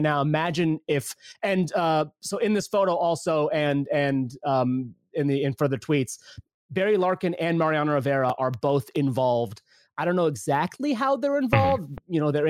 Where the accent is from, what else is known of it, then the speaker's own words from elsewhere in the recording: Pakistan; now in United States; Obviously, this is near and dear to me. I'm a Pakistani American.